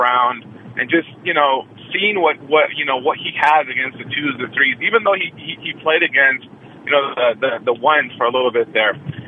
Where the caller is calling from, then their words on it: Oakland, California, United States; from Oakland.